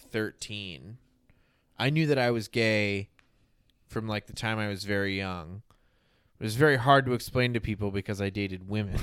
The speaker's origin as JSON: {"language": "English", "country": "United States", "said": "I'm an American"}